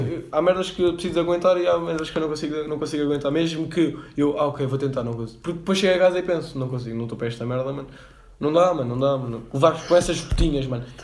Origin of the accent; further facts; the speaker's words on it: Cascais, Lisbon, Portugal; eu sou de Cascais